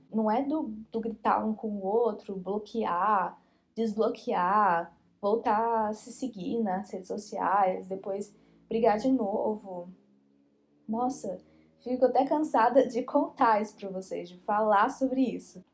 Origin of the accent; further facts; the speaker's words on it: Brazil; Nós que somos brasileiros e crescemos assistindo novela